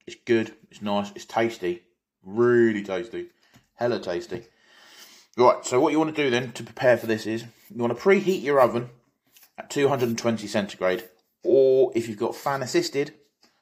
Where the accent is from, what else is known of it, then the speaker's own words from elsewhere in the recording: South Africa; moved away; Originally, I come from South Africa